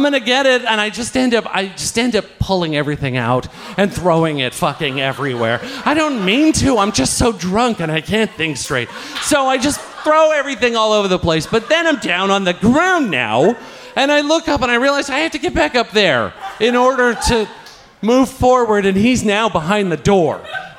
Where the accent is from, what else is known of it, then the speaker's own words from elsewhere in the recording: Ireland; I take a different route to my house because I'm fucking Irish and I know how this works.